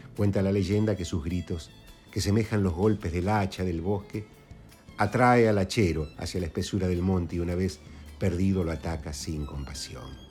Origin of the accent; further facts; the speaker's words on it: Quimilí, Santiago del Estero, Argentina; cuando viví en la profundidad del monte santiagueño allá en mi kimili natal